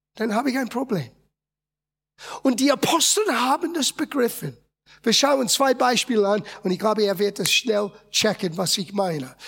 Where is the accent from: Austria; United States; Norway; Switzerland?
United States; German is a second language; moved away as an adult; now in Germany; ich bin in Amerika geboren und aufgewachsen.